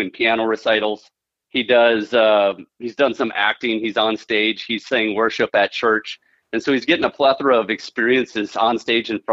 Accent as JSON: {"language": "English", "region": "Central Minnesota", "country": "United States", "tie": "born or raised there", "said": "I'm from Central Minnesota, born and raised"}